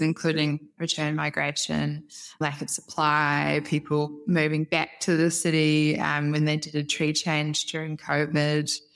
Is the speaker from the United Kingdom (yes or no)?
no; New Zealand; moved away as an adult; also born or lived in Europe / Eindhoven, Netherlands; now in Australia; I'm originally from Aotearoa, New Zealand.